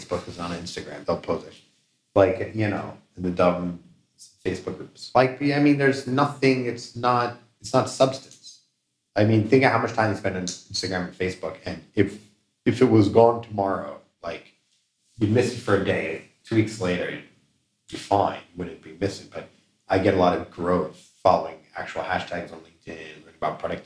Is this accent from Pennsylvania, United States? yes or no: yes; Philadelphia, Pennsylvania, United States; moved away as an adult; now in Israel; I'm born and raised in Philly.